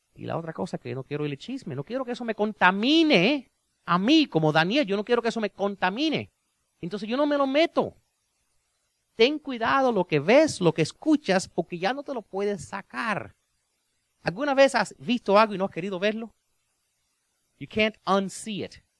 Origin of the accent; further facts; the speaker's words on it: Cuba; yo soy cubano